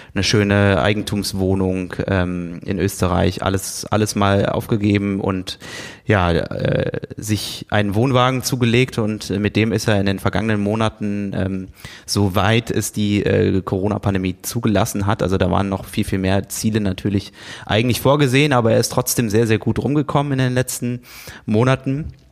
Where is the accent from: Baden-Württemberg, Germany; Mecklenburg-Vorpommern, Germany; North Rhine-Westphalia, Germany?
North Rhine-Westphalia, Germany; a village near Siegen, not far from Buschhütten; bin unweit von Buschhütten äh, in, einem, in einem Dorf in der Nähe von Siegen aufgewachsen